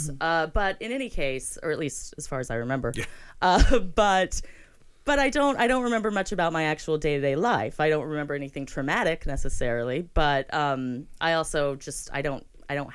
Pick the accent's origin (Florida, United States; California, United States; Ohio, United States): Florida, United States; born there; So that's correct. I was born in Florida